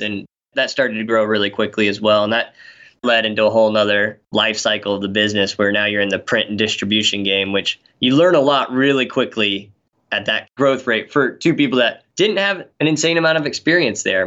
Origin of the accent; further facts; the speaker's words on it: Knoxville, Tennessee, United States; moved away as an adult; also born or lived in Colorado; now in Seattle, United States; I grew up in Knoxville, Tennessee, kind of the heart of Appalachia there